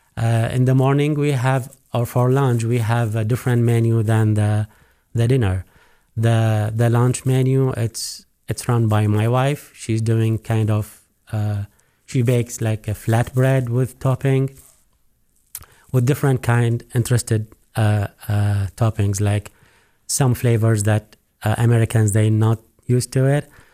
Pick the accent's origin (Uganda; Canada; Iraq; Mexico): Iraq; also born or lived in Abu Dhabi, United Arab Emirates; now in Missoula, United States; I'm originally from Iraq. We moved to U S, specifically to Missoula